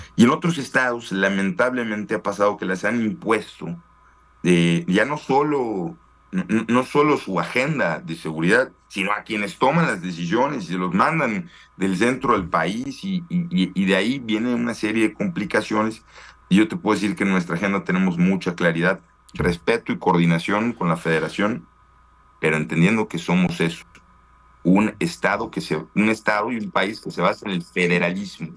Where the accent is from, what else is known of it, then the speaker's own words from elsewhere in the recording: Yucatán, Mexico; como yucateco, que me la paso dos o tres días a la semana en la, en la Ciudad de México